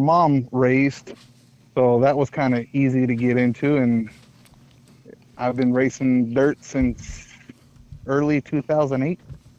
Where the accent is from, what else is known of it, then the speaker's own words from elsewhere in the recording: California, United States; also born or lived in Arizona; now in Tennessee, United States; I'm originally from California. Then graduated California to Arizona. Now I'm here in Tennessee due to military.